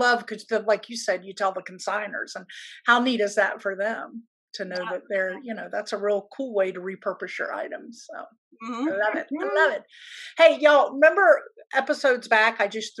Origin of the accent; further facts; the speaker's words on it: Hilton Head, South Carolina, United States; That's where I grew up in South Carolina.